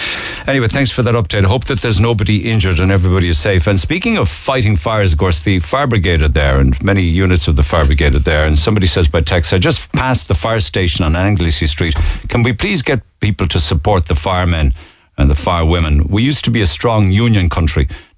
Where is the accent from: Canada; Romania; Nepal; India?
Romania; English is a second language; When someone asks me where I'm from, I always say I'm from Cyprus. He's also ashamed to say he's Romanian.